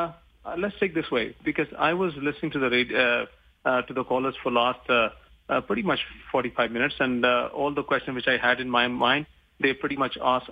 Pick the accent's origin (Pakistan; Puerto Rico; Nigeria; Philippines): Pakistan; now in Calgary, Canada; I was born and raised in Pakistan, and I love cricket.